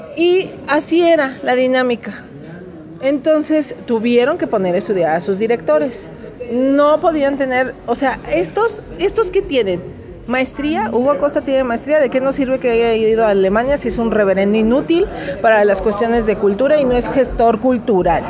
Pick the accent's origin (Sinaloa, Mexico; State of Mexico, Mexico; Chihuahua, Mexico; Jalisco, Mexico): Jalisco, Mexico; Lagos de Moreno; en este pueblo no hay artistas y nos cacareamos de que somos la Tena de Jalisco